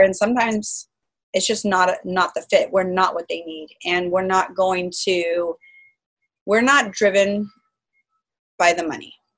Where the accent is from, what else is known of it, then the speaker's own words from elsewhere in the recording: Folsom, California, United States; also born or lived in Bay Area, California; now in San Diego, United States; I was born in the Bay Area and I lived out there until I was three and then I moved to Sacramento County I lived in a smaller city called Folsom